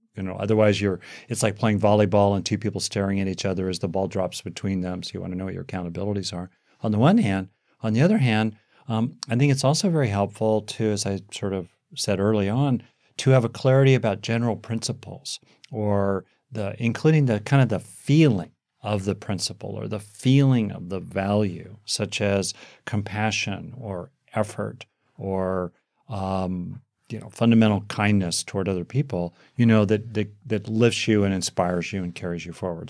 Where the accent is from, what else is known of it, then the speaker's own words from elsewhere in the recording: United States; here in, in America, my home country